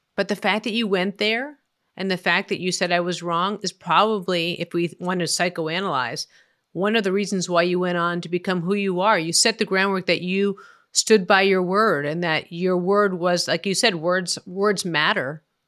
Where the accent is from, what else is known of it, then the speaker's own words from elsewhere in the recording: Boston, Massachusetts, United States; growing up in Boston is that you are weaned, uh, on the Boston Globe